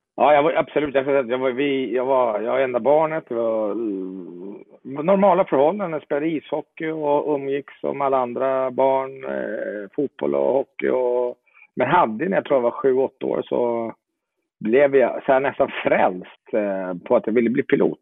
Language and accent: Swedish; Jordbro, Stockholm County, Sweden; moved away as an adult; now in Italy; Jag är eh, uppvuxen i Jordbro söder om Stockholm